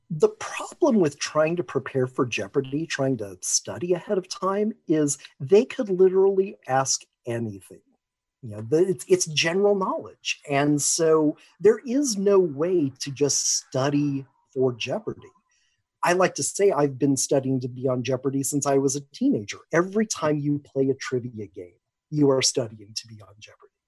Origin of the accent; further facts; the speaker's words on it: Seattle, Washington, United States; I'm from Seattle, Washington.